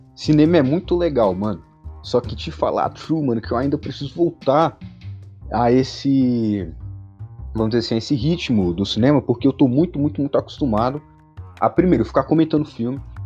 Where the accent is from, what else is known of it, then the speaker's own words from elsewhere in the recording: Brazil; me entender como brasileiro